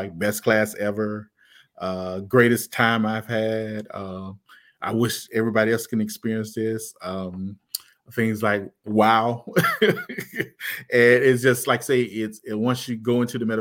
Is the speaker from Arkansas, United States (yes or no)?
yes; Arkansas, United States; moved away; also born or lived in Atlanta, Georgia; in my hometown, they're closing a lot of rural schools in Arkansas